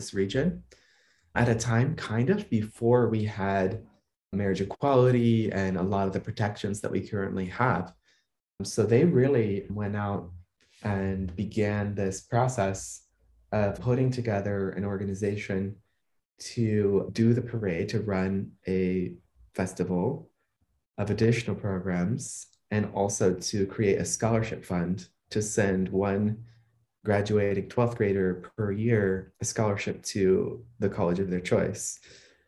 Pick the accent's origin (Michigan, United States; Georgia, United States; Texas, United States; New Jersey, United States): Georgia, United States; Atlanta; moved away as an adult; also born or lived in New York City / Cuba (ancestry); now in Hudson, United States; I grew up in Atlanta